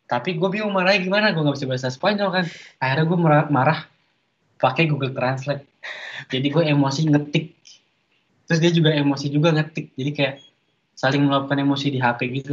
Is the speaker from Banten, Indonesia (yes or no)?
no; Jakarta, Indonesia; born there; mohon maaf pak saya lahirnya di Jakarta bukan di Kuala Lumpur